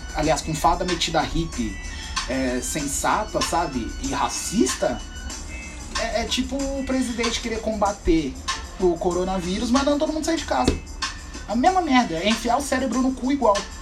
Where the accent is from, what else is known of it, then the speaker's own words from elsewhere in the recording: São Paulo, Brazil; Eu sou do, do Campo Limpo